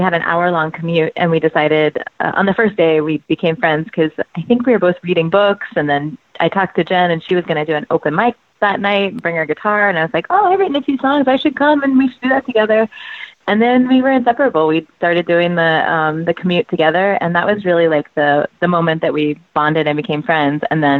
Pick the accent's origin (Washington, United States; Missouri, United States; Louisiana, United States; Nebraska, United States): Missouri, United States; Kansas City; moved away as an adult; also born or lived in Atlanta / San Diego / New York City; now in Portland, United States; I grew up in Kansas City, Missouri, and then I went to college in Atlanta, and then I went to grad school in San Diego, where I met Jen, and then I moved to New York City and lived in New York City for 10 years